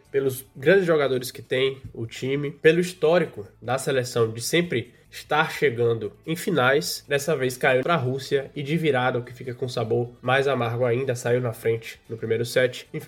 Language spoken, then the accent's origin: Portuguese; Brasília, Federal District, Brazil; abrir a porta da minha casa aqui em Brasília. Eu sou de Brasília.